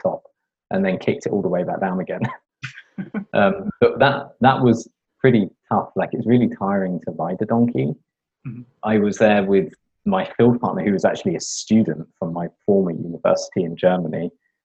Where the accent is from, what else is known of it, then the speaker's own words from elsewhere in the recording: London, United Kingdom; I grew up in London in the UK.